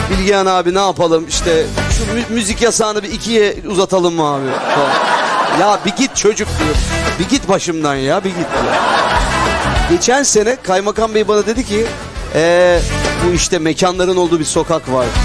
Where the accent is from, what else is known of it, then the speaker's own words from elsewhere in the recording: Tekirdağ, Turkey; Tekirdağlı olarak. Evet bizim oralar meşhur.